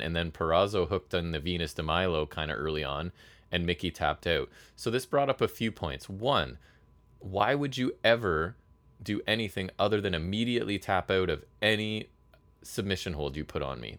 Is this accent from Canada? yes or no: yes; Canada; I'm a Canadian person